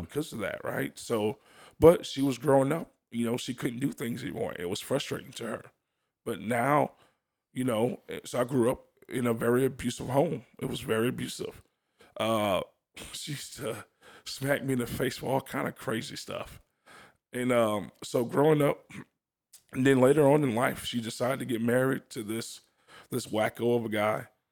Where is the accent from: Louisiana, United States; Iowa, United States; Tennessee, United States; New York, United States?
Louisiana, United States; New Orleans; I'm from New Orleans, Louisiana